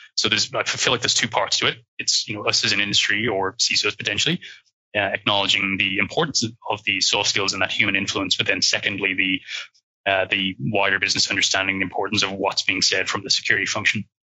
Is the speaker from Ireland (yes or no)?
yes; Ireland; accent: Irish; you might be able to hear that I'm Irish uh, with the accent.